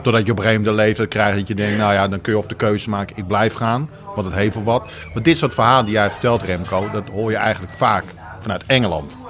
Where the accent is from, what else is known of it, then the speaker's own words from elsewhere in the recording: Maarssen area near Utrecht, Netherlands; moved away; also born or lived in Alkmaar; ik ben hier op een kilometer van 10 vandaan geboren.